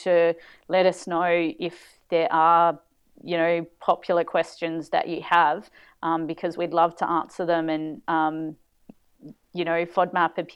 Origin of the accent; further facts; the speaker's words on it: Adelaide, South Australia, Australia; moved away; my hometown, Adelaide.